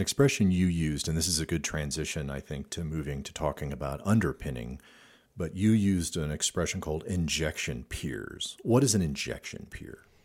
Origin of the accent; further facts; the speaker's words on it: Midwest, United States; moved away; I grew up in the Midwest